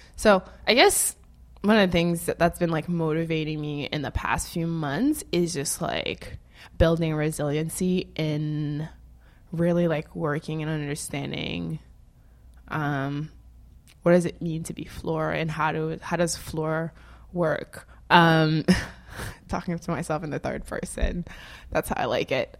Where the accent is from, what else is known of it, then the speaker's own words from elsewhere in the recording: Nord, Haiti; also born or lived in Gonaïves; now in United States; I was born in Haiti